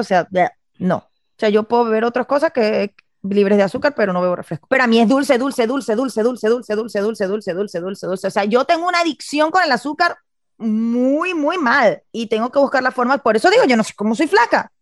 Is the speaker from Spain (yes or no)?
no; Venezuela; yo soy venezolana